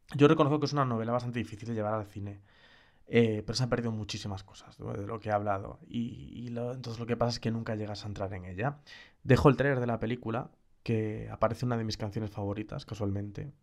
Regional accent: Galicia, Spain; como gallego

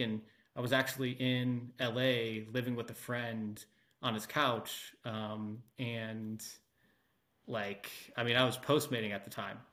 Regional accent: Cleveland, Ohio, United States; moved away as an adult; also born or lived in Calistoga, California; now in Austin, United States; I was born and raised in Cleveland, went to school in Ohio

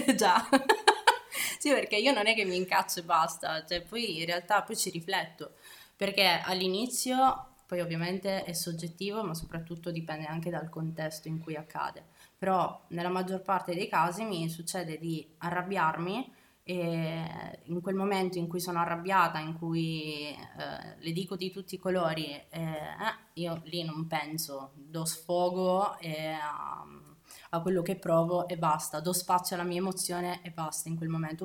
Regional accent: Abruzzo, Italy; moved away as an adult; Io vivo qui eh, in realtà da un annetto, sono abruzzese, mi sono trasferita con il mio ragazzo

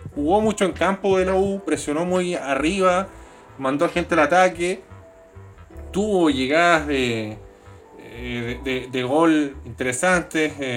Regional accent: Chile; accent: Chilean; now in Sydney, Australia; mi acento chileno

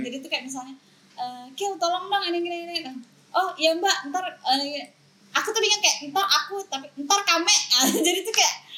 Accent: Singkawang, West Kalimantan, Indonesia; kita tuh sama-sama orang Singkawang

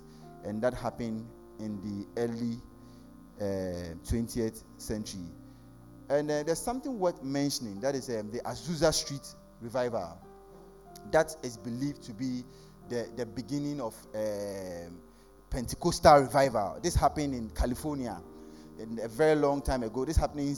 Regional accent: Ghana; He comes from my hometown

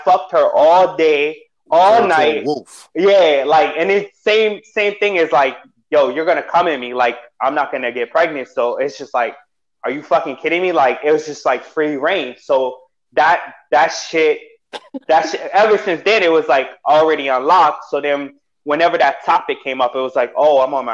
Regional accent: New York City, New York, United States; moved away as an adult; also born or lived in Whidbey Island, Washington; now in Seattle, United States; I'm from Queens

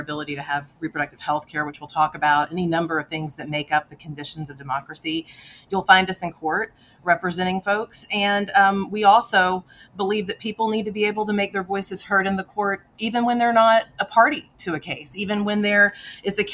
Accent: Central Texas, United States; a kid that grew up in the middle of Central Texas

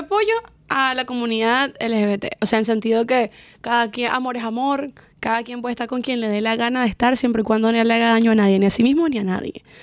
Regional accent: Valencia, Carabobo, Venezuela; moved away as an adult; Nacida y crecí en Venezuela y me vine para acá cuando tenía 20 añitos.

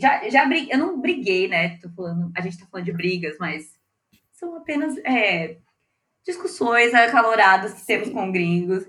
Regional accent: Brazil; nós também erramos como brasileiros

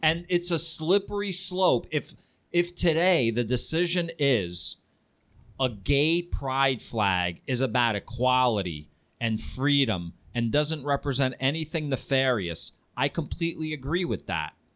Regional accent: Ukraine; I'm a Jew from Ukraine whose family lived in Kiev during the Nazi occupation.

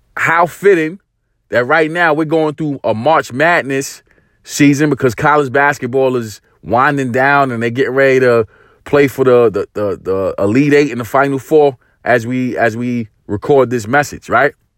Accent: New York City, New York, United States; growing up in East New York, Brooklyn, in the eighties

